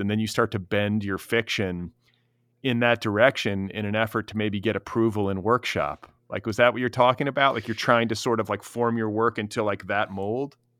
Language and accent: English; Milwaukee and Indianapolis, Midwest, United States; I grew up in the the Midwest myself. I'm from Milwaukee and Indianapolis